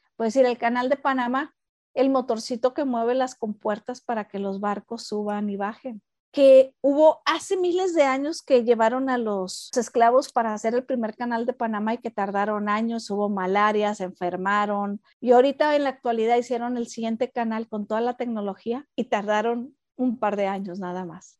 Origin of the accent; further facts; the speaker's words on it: Mexico; como buena mexicana